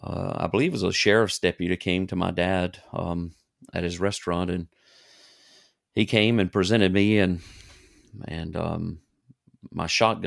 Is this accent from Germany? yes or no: yes; Germany; born there; I was born in Germany.